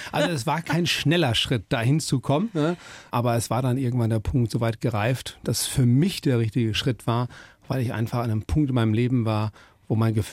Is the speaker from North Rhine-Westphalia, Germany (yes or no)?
yes; Krefeld, North Rhine-Westphalia, Germany; born there; also born or lived in United States; Und dann denkt man ja, ich bin dann, wie gesagt, in Krefeld bin ich geboren. Das war's. Elsass, habe da nie so richtig gelebt, sind dann ein bisschen durch Nordrhein-Westfalen getingelt und dann kam der Sprung, wo mein Vater in die Staaten versetzt wurde.